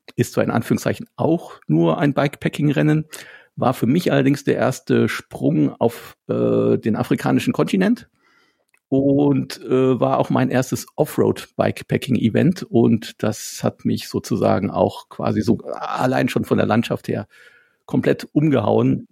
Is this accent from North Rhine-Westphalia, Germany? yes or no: yes; Wittgensteiner Land, Rothaargebirge, North Rhine-Westphalia, Germany; ich komme ja aus dem Wittgensteiner Land, aus dem schönen Rotergebirge in der Südspitze Nordrhein-Westfalens